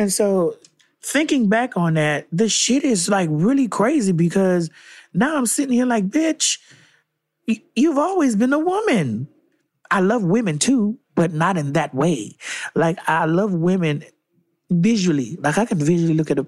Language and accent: English; Miami, Florida, United States; I'm from Miami